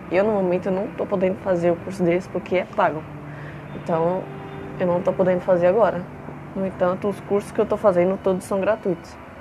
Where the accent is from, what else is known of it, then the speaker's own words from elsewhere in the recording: São Paulo, Brazil; also born or lived in Franco da Rocha; eu moro em São Paulo. Nasci em Franco da Rocha, só que vim para a capital com 4 anos de idade